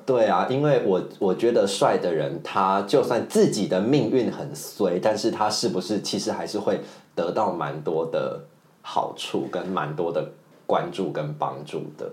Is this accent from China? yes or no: no; central and southern Taiwan, Taiwan; now in Taipei, Taiwan; 我就是中南部的小孩